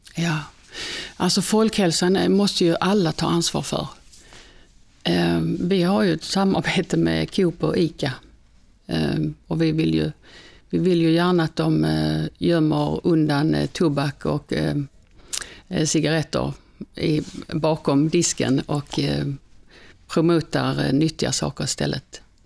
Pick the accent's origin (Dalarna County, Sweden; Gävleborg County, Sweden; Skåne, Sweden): Skåne, Sweden; Svalöv; moved away; jag är ju född i Svalöv